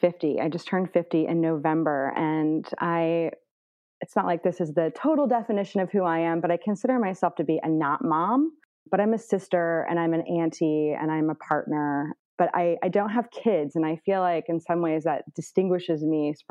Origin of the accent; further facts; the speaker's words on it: Indianapolis, Indiana, United States; now in Northern California, United States; I grew up in Indianapolis, Indiana, and, you know, kind of like the northern suburbs